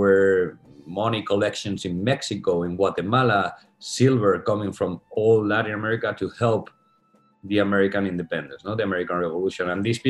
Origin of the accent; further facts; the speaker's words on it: Spain; now in New York, United States; half Spanish, half American. My mother's Puerto Rican. And, you know, I grew up in Spain, but I go every summer to Puerto Rico, and now I live in New York.